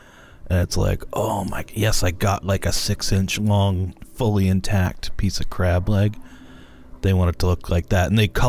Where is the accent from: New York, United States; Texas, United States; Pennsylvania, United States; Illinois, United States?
Pennsylvania, United States; I'm from Pennsylvania.